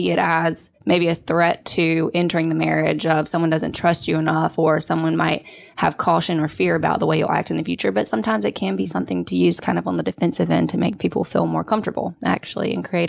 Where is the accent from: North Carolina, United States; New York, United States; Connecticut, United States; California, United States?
North Carolina, United States; Sanford; I grew up in Sanford, North Carolina, a small town, lived in Raleigh and Greensboro, and now I'm here working for Lee in family law.